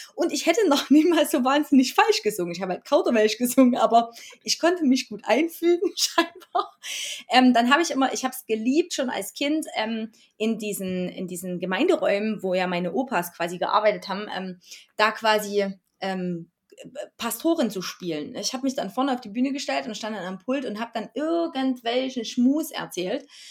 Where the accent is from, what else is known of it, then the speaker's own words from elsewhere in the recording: Erzgebirge, Saxony, Germany; now in Chemnitz, Germany; Ursprünglich aufgewachsen im Erzgebirge in Dorf Chemnitz und lebe jetzt seit 2004 in Chemnitz.